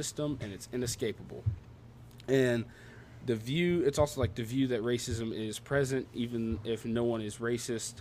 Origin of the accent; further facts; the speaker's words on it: the South, United States; I talk funny. I'm from the South.